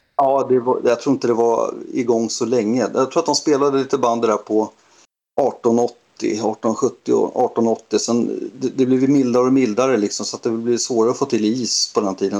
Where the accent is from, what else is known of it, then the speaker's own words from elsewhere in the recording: Sollentuna, Stockholm County, Sweden; Jag är uppvuxen i Helenelund som ligger i Sollentuna